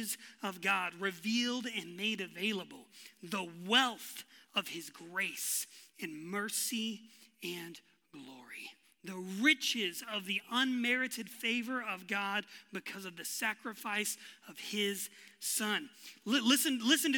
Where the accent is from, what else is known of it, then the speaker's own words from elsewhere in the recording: West Texas, United States; I was born and raised in West Texas